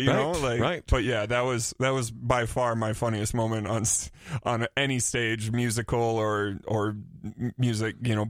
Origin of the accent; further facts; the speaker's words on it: Burnsville, Minnesota, United States; also born or lived in Lakeville, Minnesota; I was born in Burnsville, and then I moved to Lakeville when I was like 12.